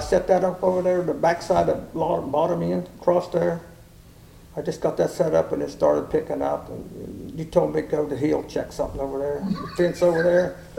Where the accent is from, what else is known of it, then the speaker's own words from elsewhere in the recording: Pennsylvania, United States; I'm from Pennsylvania.